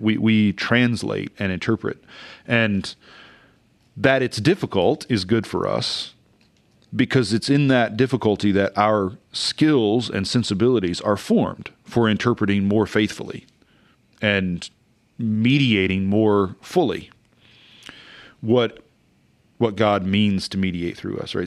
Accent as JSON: {"language": "English", "region": "Oklahoma", "country": "United States", "tie": "born or raised there", "said": "I grew up in Oklahoma in a independent Pentecostal church"}